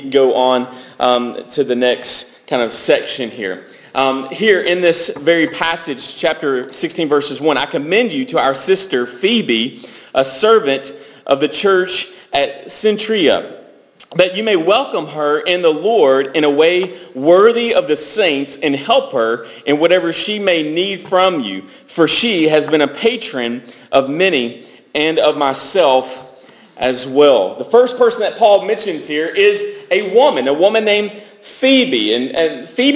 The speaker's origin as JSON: {"language": "English", "town": "Franklin", "country": "United States", "tie": "born or raised there", "said": "I grew up in Franklin going to high school"}